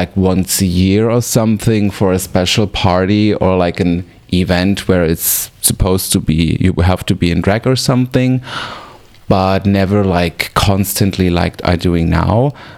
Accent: Weil am Rhein, Baden-Württemberg, Germany; English is a second language; moved away as an adult; also born or lived in Freiburg im Breisgau; now in Berlin, Germany; I am from South Germany, a little city called Weil am Rhein. I moved when I was a teenager to Freiburg in Breisgau.

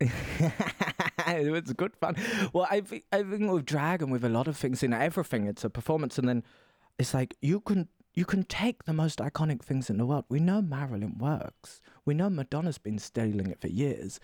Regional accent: Essex, East of England, United Kingdom; moved away as an adult; also born or lived in Stockholm, Sweden; now in Berlin, Germany; I'm from the Essex, the England, the deep, deep south of Tory Britain

